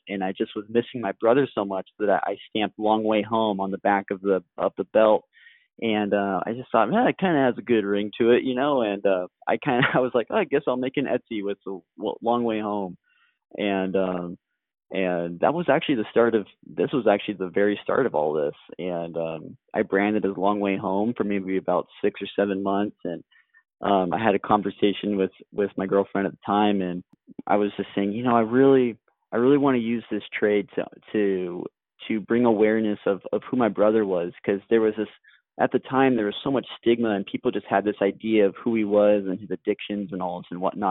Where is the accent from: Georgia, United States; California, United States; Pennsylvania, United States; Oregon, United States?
Oregon, United States; Corvallis; moved away; my hometown of Corvallis, Oregon